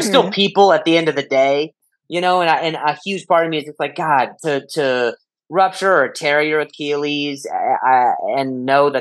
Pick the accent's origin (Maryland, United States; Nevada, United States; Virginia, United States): Nevada, United States; Las Vegas; moved away as an adult; also born or lived in Indianapolis, Indiana; now in Los Angeles, United States; Then I lived in Vegas till I was 18